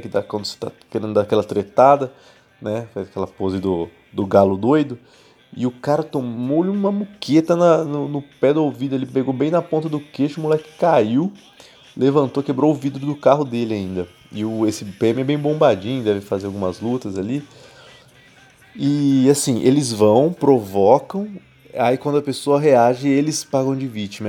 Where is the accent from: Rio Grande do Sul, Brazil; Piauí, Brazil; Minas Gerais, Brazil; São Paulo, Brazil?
São Paulo, Brazil; interior of; moved away as an adult; now in São Paulo, Brazil; eu sou do interior de São Paulo, onde que antes se plantava café. Hoje é impossível plantar qualquer coisa que não seja cana na minha cidade